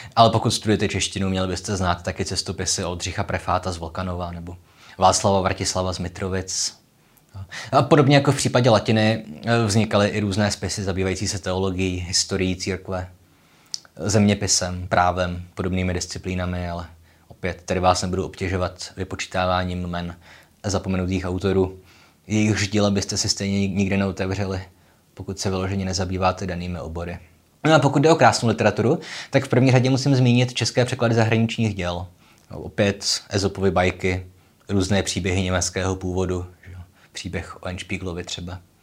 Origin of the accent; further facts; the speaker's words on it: Olomouc, Olomouc Region, Czechia; jsem z Olomouce